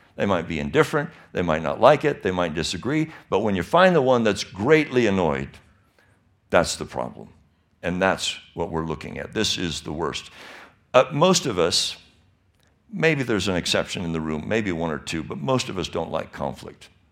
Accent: Michigan, United States; now in California, United States; I was born and raised in Michigan

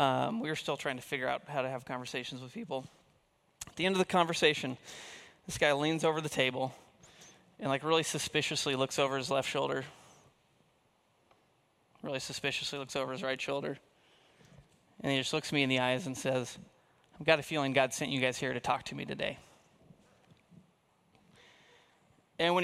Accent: Kansas, United States; moved away as an adult; also born or lived in Montana; I grew up in Kansas in a Christian family, went to Christian school, kindergarten through high school

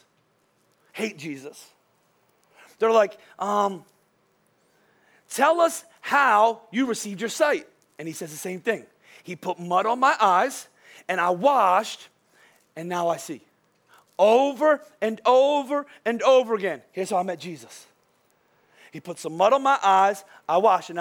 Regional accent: Boyertown, Pennsylvania, United States; I was from Boyertown.

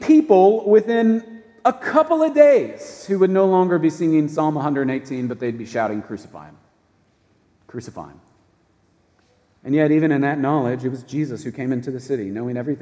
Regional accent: United States; as an American citizen

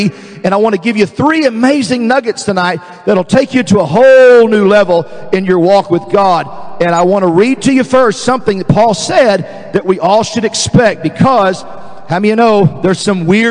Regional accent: Dallas, Texas, United States; I was raised in Dallas

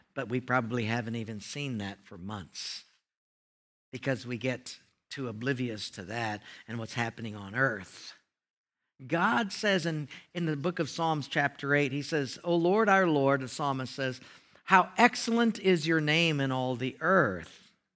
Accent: Hawaii, United States; it was a housing where I grew up in Hawaii, very tough

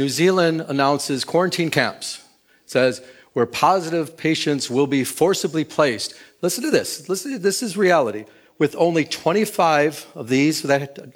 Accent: Michigan, United States; now in California, United States; I'm from Michigan. When I came here to California back in 2000

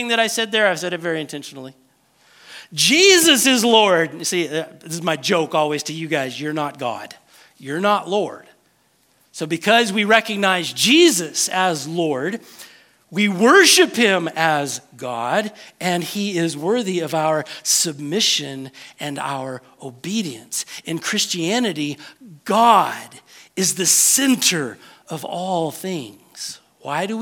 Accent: United States; Because we are American

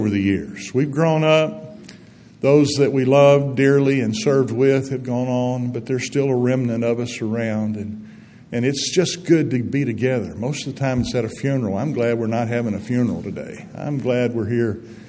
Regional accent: Harvest, Alabama, United States; moved away; I grew up on Nick Davis Road out there in Harvest, Alabama.

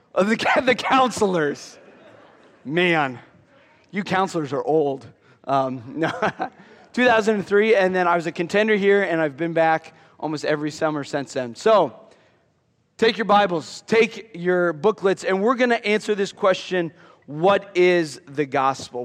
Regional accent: near Iowa City, United States; growing up near Iowa City

